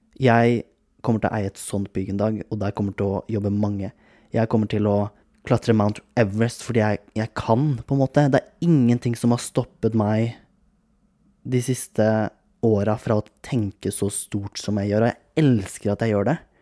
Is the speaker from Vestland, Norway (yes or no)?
no; Kragerø, Telemark, Norway; now in Oslo, Norway; Jeg har vært hjemme i Kragerø, nå er jeg i leiligheten min i Oslo igjen